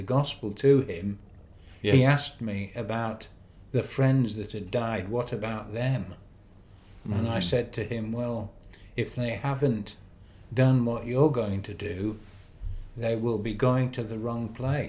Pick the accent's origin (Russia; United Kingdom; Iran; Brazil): United Kingdom; Barry, Wales; also born or lived in Newport / Blackpool; now in Australia; I was born in Wales.